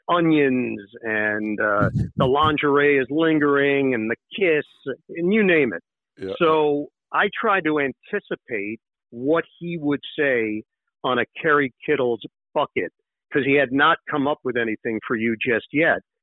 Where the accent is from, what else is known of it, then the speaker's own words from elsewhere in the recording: New York City, New York, United States; moved away as an adult; also born or lived in Upper East Side, Manhattan / West Orange, New Jersey; now in New Jersey, United States; I grew up in Queens